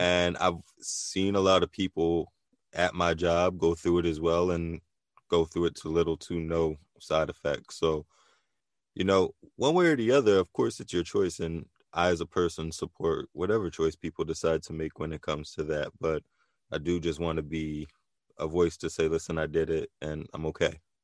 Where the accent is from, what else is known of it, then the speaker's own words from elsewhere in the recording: New Jersey, United States; also born or lived in Philadelphia, Pennsylvania; I spent a lot of time in Philly. So, you know, Jersey, Philly is definitely an area that, you know, I, I consider a hometown